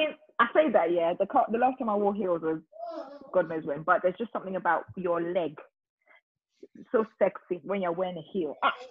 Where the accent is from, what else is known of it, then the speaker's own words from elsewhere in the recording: Nigeria; Like I said, I'm Nigerian, so we do things like, you know, naming ceremonies, baby dedication, all that stuff.